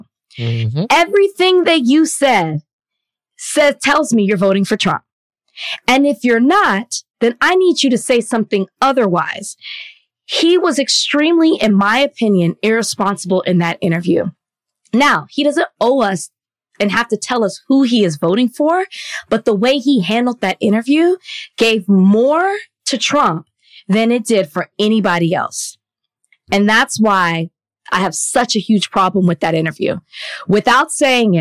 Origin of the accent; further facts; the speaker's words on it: Dallas, Texas, United States; also born or lived in Milwaukee, Wisconsin; came to my hometown.